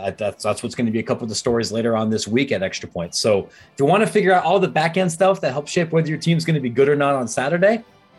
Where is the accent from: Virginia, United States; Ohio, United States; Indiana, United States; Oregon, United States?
Ohio, United States; outside of Columbus; I grew up outside of Columbus, Ohio.